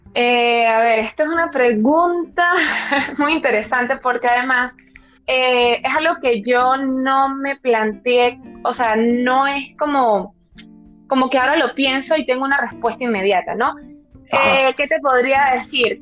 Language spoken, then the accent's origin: Spanish; Venezuela; now in Madrid, Spain; soy venezolana